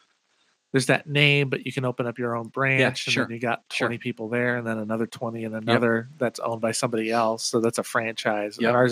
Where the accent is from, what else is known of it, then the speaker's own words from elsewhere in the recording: Millis, Massachusetts, United States; also born or lived in Anaheim, California; now in Seattle, United States; I went to junior high and high school out there.